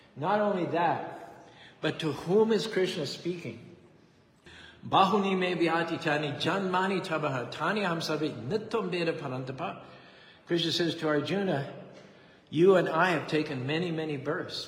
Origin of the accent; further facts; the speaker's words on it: United States; I'm an American.